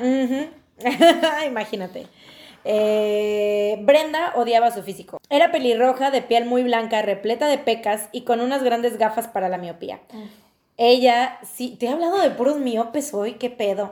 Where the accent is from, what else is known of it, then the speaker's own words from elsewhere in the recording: Veracruz, Mexico; nosotros es, en Veracruz, jarochos, jaranas